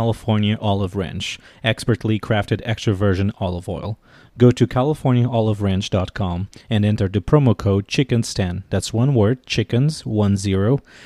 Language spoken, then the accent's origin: English; Portugal; moved away as an adult; now in Washington, D.C., United States; I'm originally from Portugal, and I've been living in Washington, D.C. for the last 9 years.